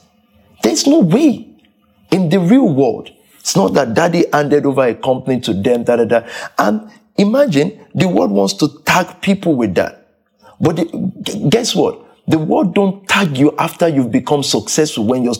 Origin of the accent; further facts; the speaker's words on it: London, United Kingdom; And from that culture, I grew up in Southeast.